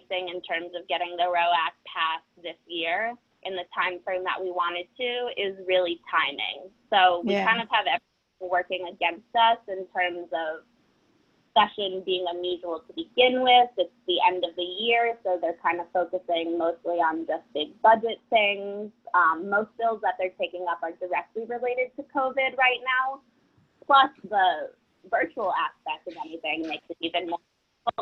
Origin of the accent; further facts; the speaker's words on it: Connecticut, United States; moved away; I grew up in Connecticut